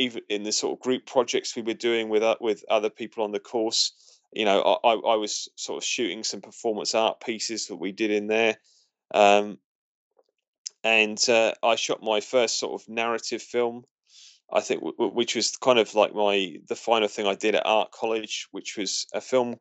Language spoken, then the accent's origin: English; Portsmouth, South East England, United Kingdom; Portsmouth, which is my hometown